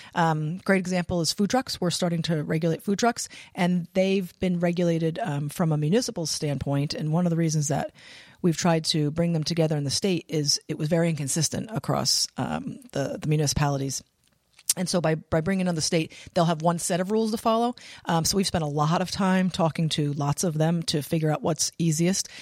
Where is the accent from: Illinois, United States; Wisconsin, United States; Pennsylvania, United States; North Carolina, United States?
Pennsylvania, United States; moved away as an adult; now in Rhode Island, United States; was born and raised in Pennsylvania